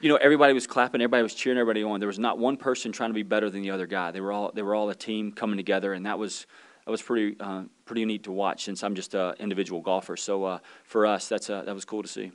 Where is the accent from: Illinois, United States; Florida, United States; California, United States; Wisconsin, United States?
Florida, United States; Pensacola; moved away; I'm from Pensacola, Florida